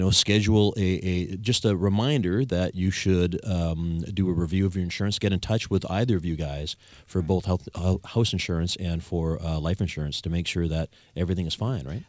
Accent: Victoria, British Columbia, Canada; I'm the only Victorian born and raised

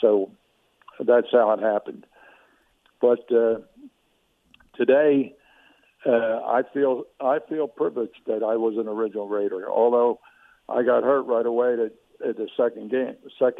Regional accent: Philadelphia, Pennsylvania, United States; But it's my hometown

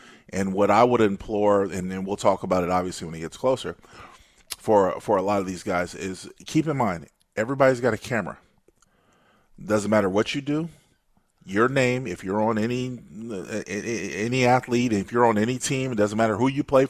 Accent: San Diego, California, United States; my hometown, San Diego, where I grew up.

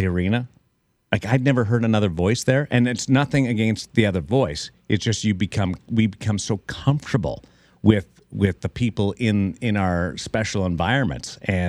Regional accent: Toronto, Ontario, Canada; moved away; I moved from Canada, small town Canada, Toronto. Mm-hmm. And we have an inferiority complex. We think American media is bigger, better, and flashier.

